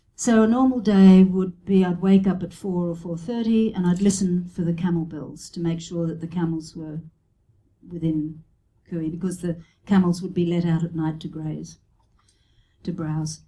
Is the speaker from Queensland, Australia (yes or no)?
yes; Brisbane, Queensland, Australia; moved away as an adult; also born or lived in Sydney; I had been living in Sydney and I went back to my hometown in Brisbane